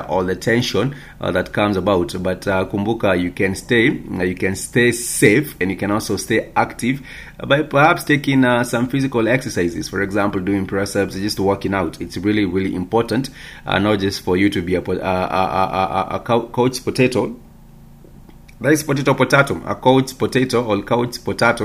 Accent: Kenya; our beautiful country, Kenya

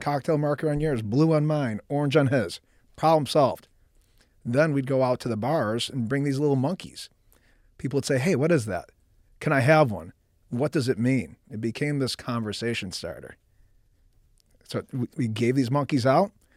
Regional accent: Buffalo, New York, United States; moved away as an adult; Middle, middle class upbringing, Buffalo, New York.

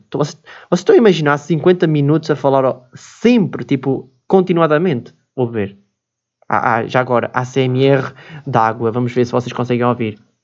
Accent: Switzerland; now in Portugal; nasci na Suíça, né? E pronto, nasci na Suíça

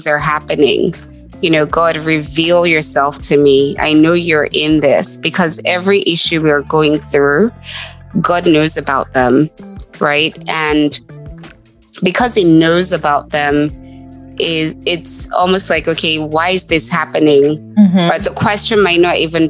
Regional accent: Nigeria; moved away as an adult; now in United States; I grew up in Nigeria

